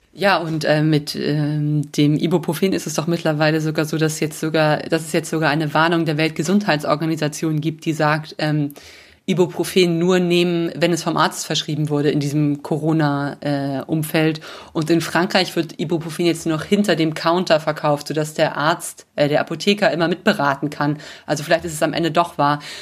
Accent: Germany; moved away as an adult; now in Rome, Italy; bei uns in Deutschland

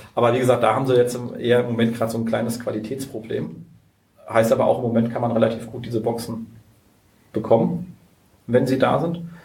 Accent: Berlin, Germany; wir sind ja Berliner

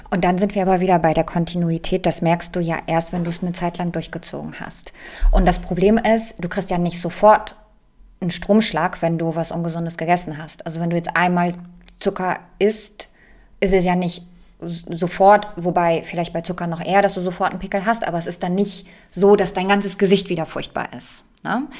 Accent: Poland; moved away; ich komme ja aus Polen gebürtig

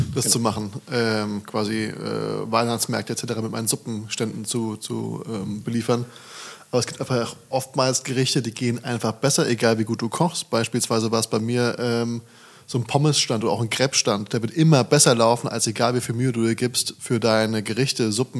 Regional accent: Hesse, Germany; also born or lived in Frankfurt / Hamburg; now in Berlin, Germany; ich bin ja nicht mal aus Frankfurt, habe nur lange gelebt. Ich bin ja aus von der Bergstraße

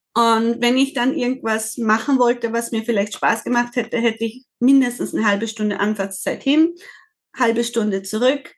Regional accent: Austria; Ich komme aus Österreich

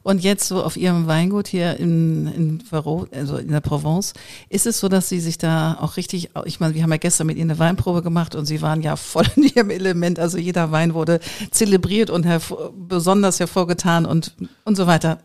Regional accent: Hamburg, Germany; ich bin ja auch Hamburgerin

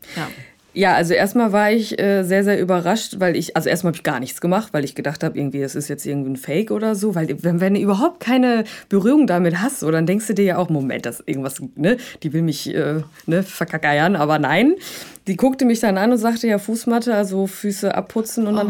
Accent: Rhineland, Germany; moved away as an adult; now in Hamburg, Germany; ursprünglich komme ich aus dem Rheinland

